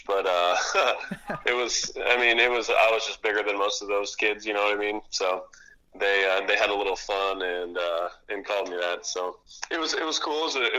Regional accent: Orlando, Florida, United States; also born or lived in Japan; I am from Orlando, Florida. I grew up in a Navy family, so my dad was in the Navy, so we bounced around a little bit when I was younger. Ended up living in Japan for 3 years before my dad retired back in Orlando.

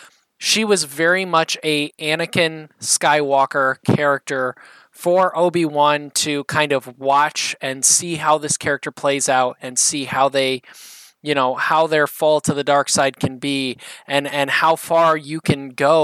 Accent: Indiana, United States; I'm from Indiana.

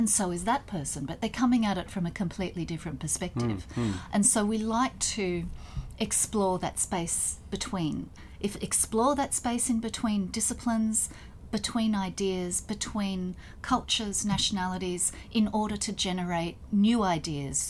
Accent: Australia

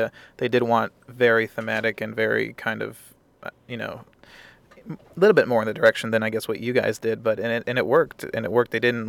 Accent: Maryland, United States; I grew up in Maryland, so we had some big winters.

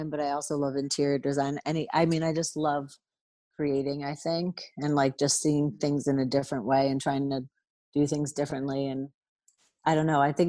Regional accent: Margate City, New Jersey, United States; also born or lived in Carolina; now in Garden City, United States; I'm from New Jersey, South Jersey, Atlantic City area, Margate.

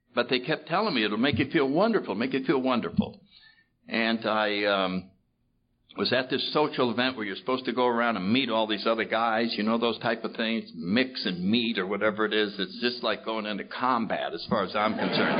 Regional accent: New Haven, Connecticut, United States; I grew up in New Haven, Connecticut, in the 30s

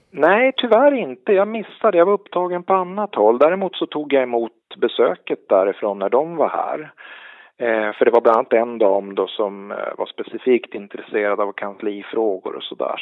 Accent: Örnsköldsvik, Västernorrland County, Sweden; Större delen av min uppväxt har varit i Örnsköldsvik då, som är grannkommun till Sollefteå. Så att jag är uppväxt ute vid kusten

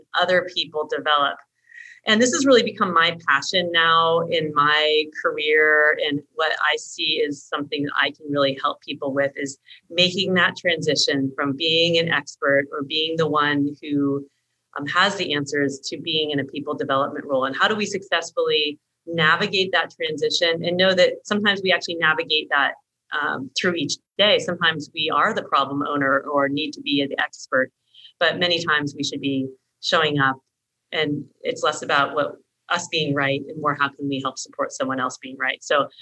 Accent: United States; moved away as an adult; also born or lived in Australia; as an American woman in Australian culture and cultural environment at that time

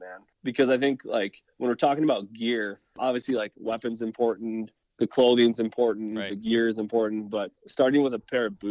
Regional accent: Minnesota, United States; moved away as an adult; now in Oregon, United States; I'm actually from Minnesota originally

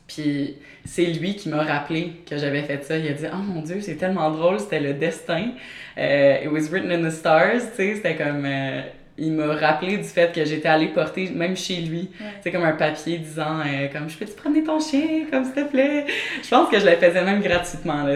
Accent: near Montreal, Quebec, Canada; also born or lived in Eastern Townships, Quebec; j'ai grandi sur une ferme dans les cantons de l'Est. Euh, j'ai toujours été entourée par des animaux, j'ai toujours euh, adoré les chiens surtout. Puis dans le fond, vers l'âge de 8 ans, euh, on a quitté la ferme, on a déménagé plus près de Montréal

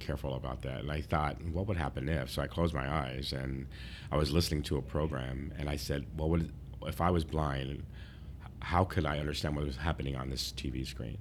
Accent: San Diego, California, United States; I was from San Diego

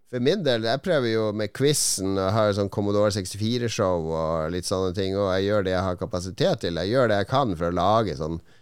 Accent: Norway; vi er fra Norge

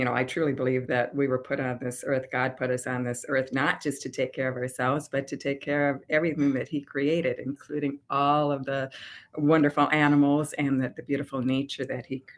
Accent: Albert Lea, Minnesota, United States; also born or lived in Rochester, Minnesota; I was born in Albert Lea, Minnesota

